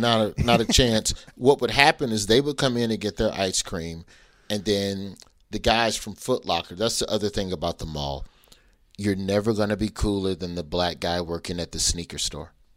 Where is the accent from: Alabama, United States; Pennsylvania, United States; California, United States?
Alabama, United States; Birmingham; I am from Birmingham, Alabama.